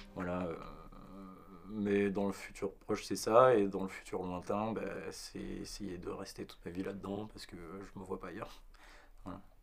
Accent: Var, Provence-Alpes-Côte d'Azur, France; moved away as an adult; now in Paris, France; de là où je viens, euh, je suis originaire du Var, vrai hein, Guignan

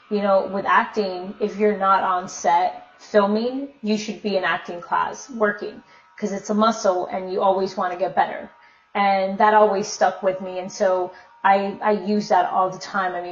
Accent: Minnesota, United States; born there; Um, well, I was born in Minnesota.

